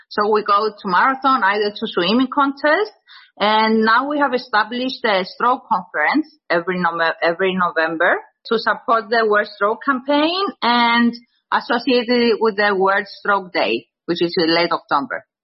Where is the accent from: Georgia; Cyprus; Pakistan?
Cyprus; also born or lived in London; when I was going back to my home country, Cyprus.